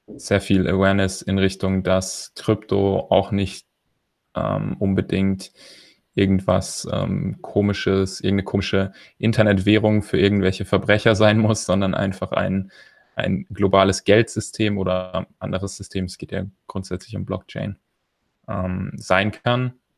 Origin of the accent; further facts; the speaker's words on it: Germany; als Deutscher